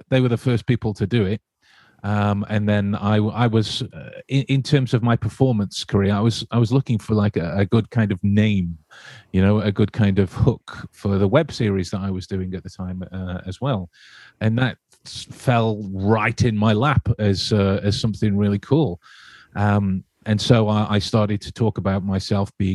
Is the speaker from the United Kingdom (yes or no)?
yes; Staffordshire, West Midlands, United Kingdom; I'm from England, right in the center of England, in a place called Staffordshire.